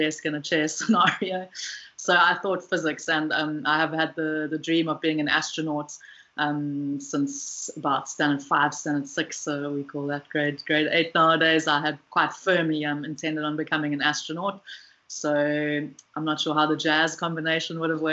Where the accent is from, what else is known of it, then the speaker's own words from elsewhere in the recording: Pietermaritzburg, KwaZulu-Natal, South Africa; moved away as an adult; also born or lived in Cape Town; now in Western Cape, South Africa; So I'm from South Africa. I have lived in a number of different parts, grew up mostly in Pietermaritzburg, moved to Cape Town for my undergrad